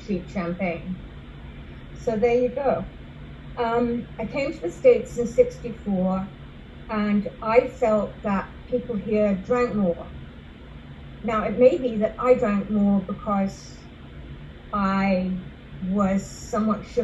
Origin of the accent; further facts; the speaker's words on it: England, United Kingdom; moved away; also born or lived in London; I grew up in England